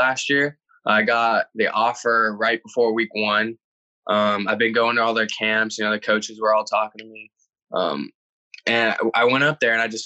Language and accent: English; Texas, United States; I grew up, I was born in Texas